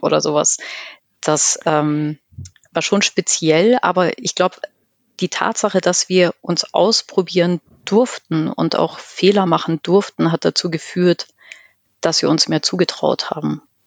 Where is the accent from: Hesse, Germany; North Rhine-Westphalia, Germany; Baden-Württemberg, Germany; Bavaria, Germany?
Bavaria, Germany; Chiemgau; ich komme aus dem Chiemgau, vom Land